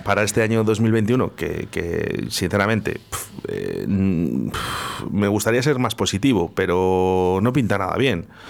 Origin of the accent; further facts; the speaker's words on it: Spain; somos españoles. Y en España